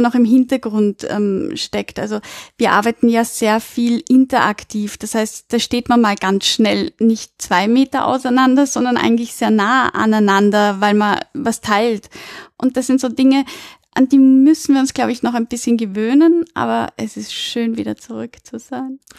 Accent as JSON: {"language": "German", "country": "Austria", "said": "bei uns in Österreich"}